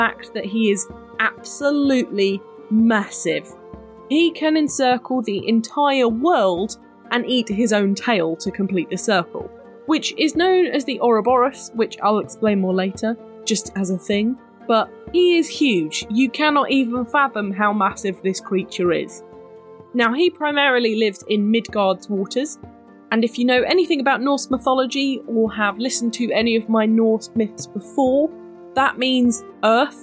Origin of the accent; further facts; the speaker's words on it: United Kingdom; I'm very British